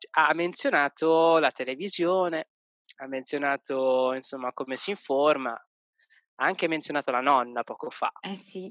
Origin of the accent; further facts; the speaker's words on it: Milan, Lombardy, Italy; moved away as an adult; now in Vienna, Austria; vengo da Milano